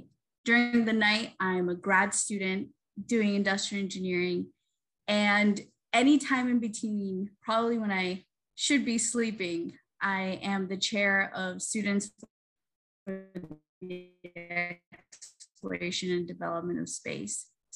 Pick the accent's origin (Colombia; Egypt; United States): Colombia; moved away; I've been interested in space since I was very young, but in my home country of Colombia, we don't have a space program.